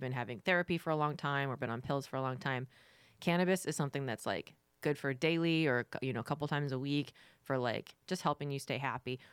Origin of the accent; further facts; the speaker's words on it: Florida, United States; I'm from Florida